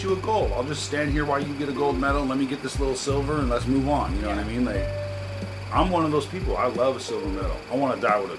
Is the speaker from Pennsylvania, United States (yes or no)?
no; Portland, Oregon, United States; Yeah, 43 years. I've lived here my entire life. I was born in St. John's.